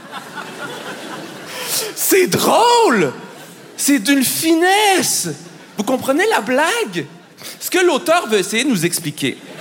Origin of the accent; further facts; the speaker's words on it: Montreal, Quebec, Canada; je viens de Montréal